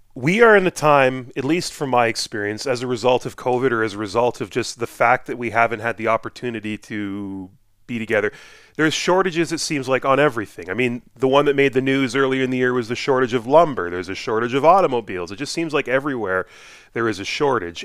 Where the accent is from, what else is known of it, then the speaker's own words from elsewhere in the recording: Edmonton, Alberta, Canada; moved away as an adult; now in Fort McMurray, Canada; I grew up in Edmonton